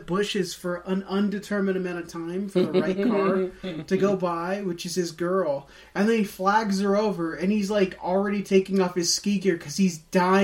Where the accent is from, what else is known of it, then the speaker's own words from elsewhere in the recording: Oregon, United States; I grew up in Oregon.